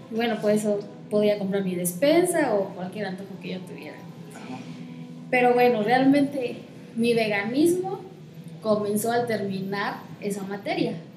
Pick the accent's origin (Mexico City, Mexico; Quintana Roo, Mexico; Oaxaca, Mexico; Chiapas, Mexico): Chiapas, Mexico; Comitán de Domínguez; nací aquí en Comitán de Domínguez y aunque soy hija única, crecí en una enorme familia